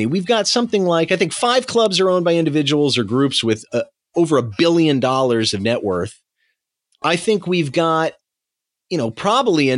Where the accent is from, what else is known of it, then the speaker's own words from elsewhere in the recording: United States; coming from an American